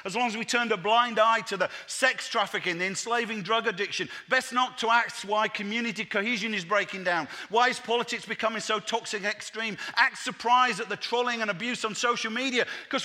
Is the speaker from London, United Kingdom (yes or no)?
no; Leeds, Yorkshire and the Humber, United Kingdom; moved away; also born or lived in Manchester; I was born in Leeds, and Naomi and I planted a church in Manchester's inner city